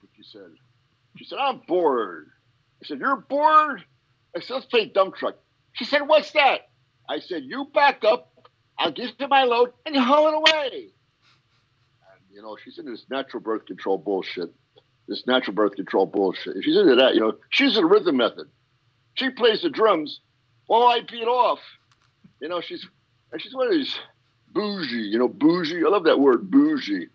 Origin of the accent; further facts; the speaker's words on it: Pennsylvania coal region, United States; I am from PA up in the coal region